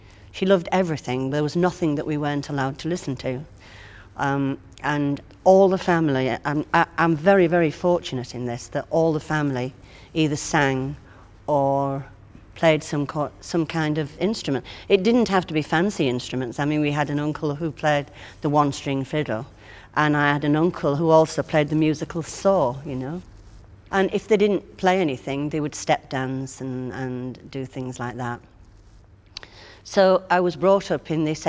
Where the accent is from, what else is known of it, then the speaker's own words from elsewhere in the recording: Hull, Yorkshire and the Humber, United Kingdom; I was born in Hull, which was a fishing town, a big, big fishing town